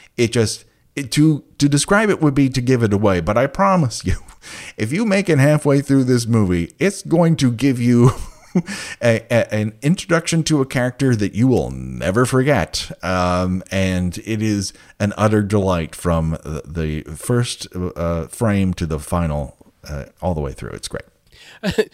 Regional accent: Glendale, United States; I grew up in Glendale.

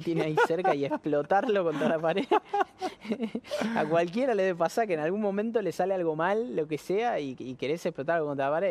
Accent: Argentina; acá el argentino es muy, muy patriota.

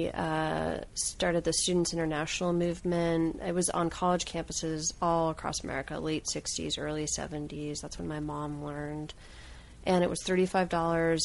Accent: Fairfield, Iowa, United States; I grew up in Fairfield, Iowa

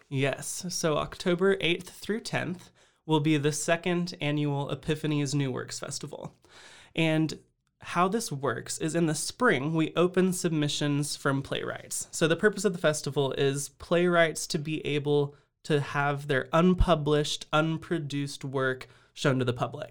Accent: Austin, Texas, United States; moved away as an adult; now in Waco, United States; I'm originally from Austin

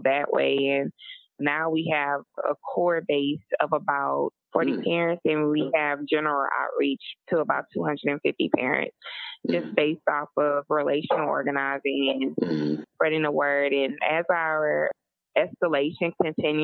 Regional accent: Lake Charles, Louisiana, United States; I'm from Lake Charles, Louisiana. Bloodline started in Southwest Louisiana, and I've had ancestors who were slaves on this land. You know, I'm homegrown.

